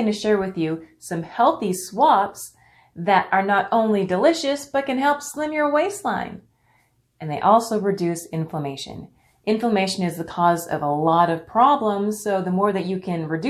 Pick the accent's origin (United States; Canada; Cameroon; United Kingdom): Canada; born there; And I'm not just saying that because I was born in Canada. And no, I don't say A. Well, not anymore.